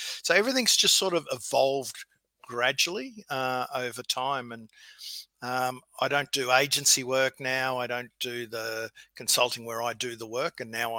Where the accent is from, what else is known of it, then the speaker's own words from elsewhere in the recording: Victoria, Australia; No, I was in the country. So I've always been a country kid, and my dad was a bank manager.